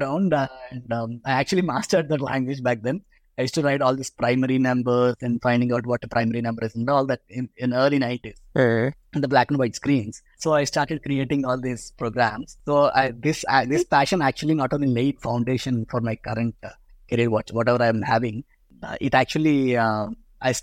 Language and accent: English; India; I was born in India. So I was raised in India.